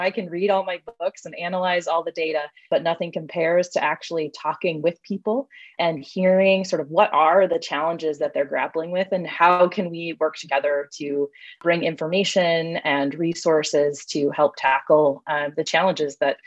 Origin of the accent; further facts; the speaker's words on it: Wisconsin, United States; now in Minnesota, United States; I grew up in Wisconsin, so still a Midwesterner, but not a Minnesotan